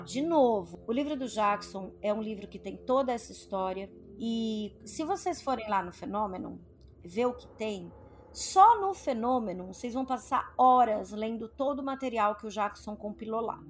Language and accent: Portuguese; Brazil; a gente é brasileiro